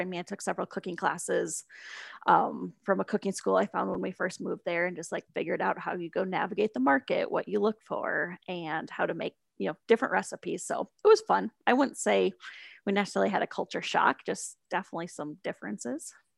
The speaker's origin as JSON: {"language": "English", "town": "Sioux Falls", "region": "South Dakota", "country": "United States", "tie": "born or raised there", "also_born_or_lived": "South Florida / San Francisco / Shanghai", "moved": "as an adult", "said": "I grew up in Sioux Falls"}